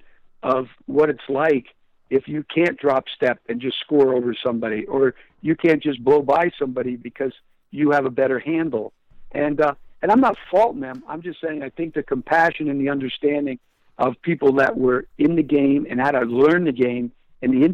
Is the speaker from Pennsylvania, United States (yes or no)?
yes; Pottsville, Pennsylvania, United States; moved away as an adult; I'm growing up in the East Side